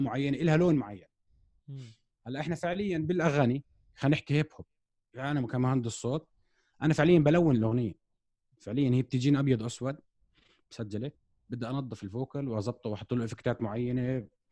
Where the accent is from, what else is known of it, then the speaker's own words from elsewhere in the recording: Jordan; احنا عندنا بالاردن